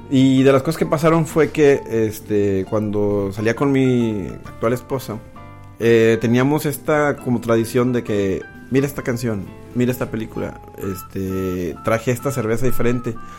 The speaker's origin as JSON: {"language": "Spanish", "town": "Monterrey", "region": "Nuevo León", "country": "Mexico", "tie": "born or raised there", "also_born_or_lived": "New England", "said": "nací y crecí aquí en Monterrey"}